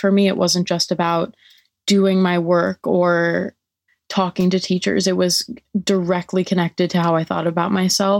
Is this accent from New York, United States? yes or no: yes; New York City, New York, United States; I'm from New York City.